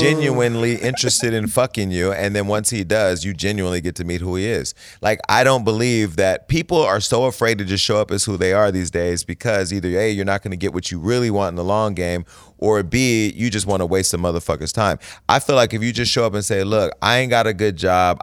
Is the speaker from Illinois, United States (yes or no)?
no; Stockton, California, United States; moved away; Stockton, California, my hometown